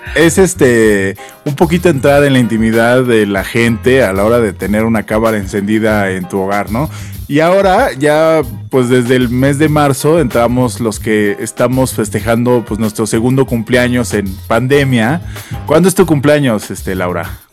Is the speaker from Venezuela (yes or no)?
no; Mexico; nosotros en nuestra infancia, por lo menos aquí en México